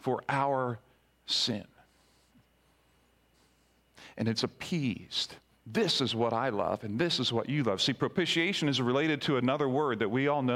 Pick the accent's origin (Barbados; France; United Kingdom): Barbados; as a young child growing up in Barbados